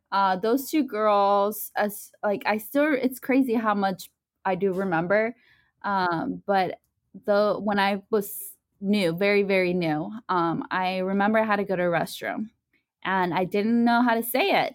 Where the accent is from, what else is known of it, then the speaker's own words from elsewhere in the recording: León, Guanajuato, Mexico; now in United States; Soy de, uh, León, Guanajuato